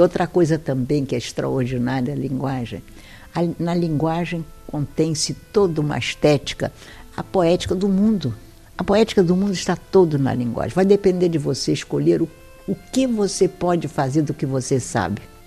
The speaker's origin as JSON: {"language": "Portuguese", "country": "Brazil", "said": "sou brasileiro"}